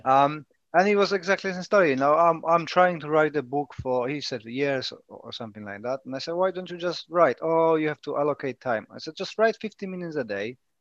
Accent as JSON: {"language": "English", "country": "Poland", "first_language": "Polish", "second_language": "English", "moved": "as an adult", "lives_now": "United Kingdom"}